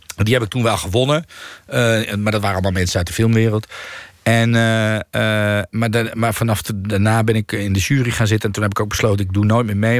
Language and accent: Dutch; Netherlands; ik ben gewoon wel hier opgegroeid en ik voel mij wel hier thuis.